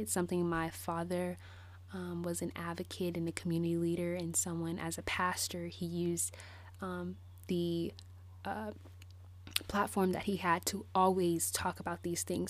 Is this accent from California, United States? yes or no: yes; Bay Area, California, United States; moved away; I moved away from the Bay Area, um, in two thousand twelve